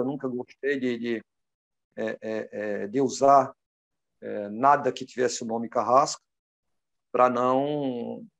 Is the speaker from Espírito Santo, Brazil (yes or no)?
no; Pernambuco, Brazil; also born or lived in Recife; now in Ceará, Brazil; pernambucano de nascença e cearense de, de coração